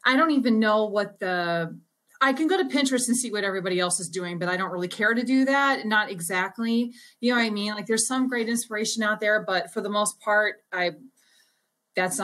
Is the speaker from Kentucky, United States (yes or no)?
no; St. Louis, Missouri, United States; I'm from St. Louis